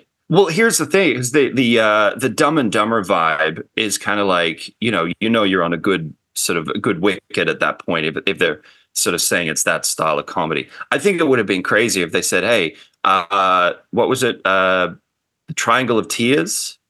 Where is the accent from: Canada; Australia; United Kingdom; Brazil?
Australia; now in Los Angeles, United States; living in LA and growing up in Australia, the big difference is, like, Australia doesn't have, like, a big film scene.